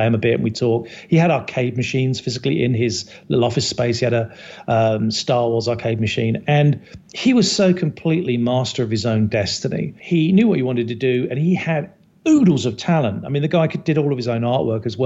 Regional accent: Herne Bay, South East England, United Kingdom; moved away as an adult; also born or lived in Chicago; now in United States; I'm from Kent. So I'm from a little town called Herne Bay. Just north of Canterbury. I spent way too many years there

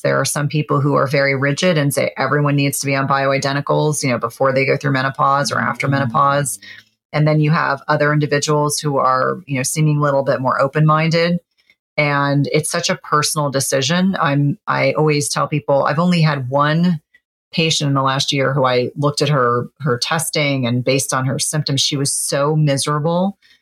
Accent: New Jersey, United States; I grew up in New Jersey

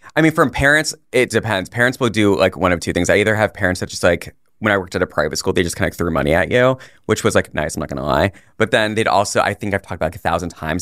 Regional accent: Puerto Rico; I'm Puerto Rican

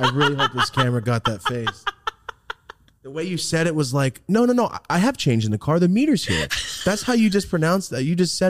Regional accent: Merced, California, United States; Cause like me, I'm from Merced. It's fucking gang town, but I never joined no gang.

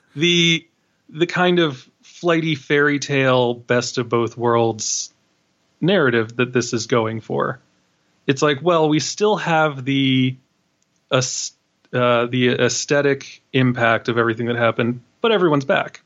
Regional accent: New York City, New York, United States; I'm from Queens

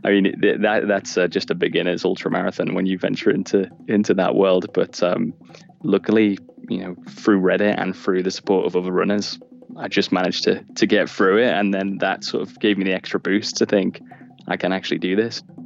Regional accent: Liverpool, North West England, United Kingdom; now in Canterbury, United Kingdom; I'm originally from Liverpool and now I live in Canterbury in the UK.

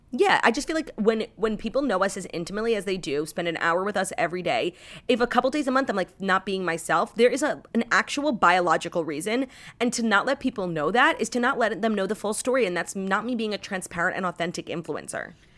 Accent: New York City, New York, United States; new places in my hometown.

